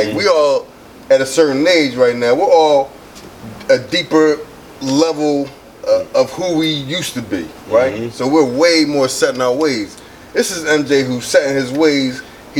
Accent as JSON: {"language": "English", "town": "Philadelphia", "region": "Pennsylvania", "country": "United States", "said": "we're from Philly"}